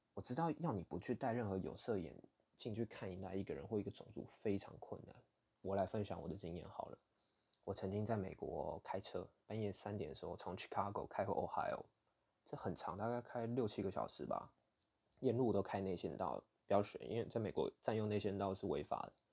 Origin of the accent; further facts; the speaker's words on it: Taiwan; moved away; 我台湾人